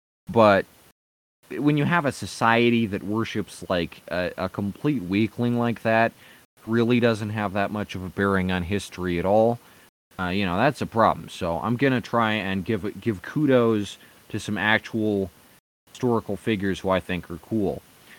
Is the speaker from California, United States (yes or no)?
no; Brooklyn, New York, United States; Boy, I'm from Brooklyn, and this is the most diverse place